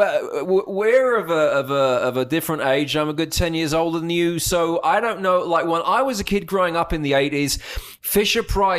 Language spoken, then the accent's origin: English; United Kingdom; even as a Brit